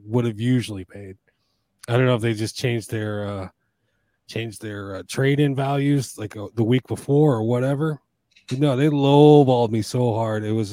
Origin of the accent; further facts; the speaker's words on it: United States; I'm an American